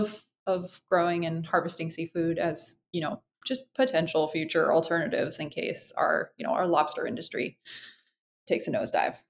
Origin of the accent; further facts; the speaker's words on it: Freeport, Maine, United States; I uh, grew up in Freeport, Maine, which is uh, not quite where I live now, but I'm not far from there.